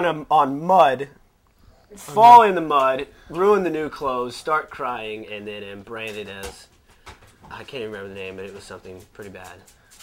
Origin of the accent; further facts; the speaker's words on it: San Antonio, Texas, United States; I grew up in San Antonio.